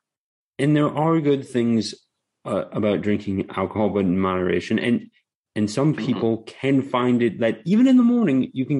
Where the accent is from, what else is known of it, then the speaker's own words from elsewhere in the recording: Maryland, United States; now in Florida, United States; I grew up in Maryland